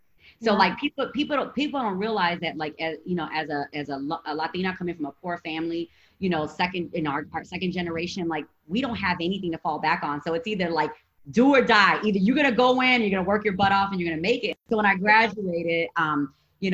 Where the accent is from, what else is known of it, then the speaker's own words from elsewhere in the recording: Gary, Indiana, United States; also born or lived in Chicago; my high school was predominantly Black. I grew up in Gary, Indiana. I had 55 in my graduating class.